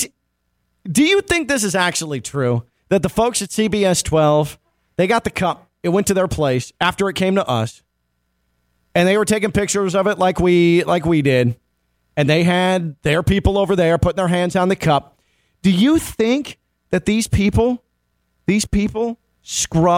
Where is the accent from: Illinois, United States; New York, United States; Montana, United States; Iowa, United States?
Illinois, United States; Chicago; now in South Florida, United States; as a Chicagoan